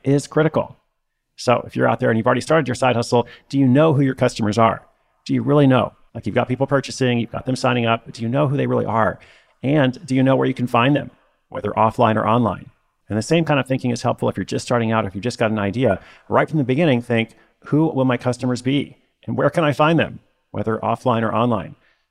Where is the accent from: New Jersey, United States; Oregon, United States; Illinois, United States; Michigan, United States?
Oregon, United States; Portland; my hometown, Portland, Oregon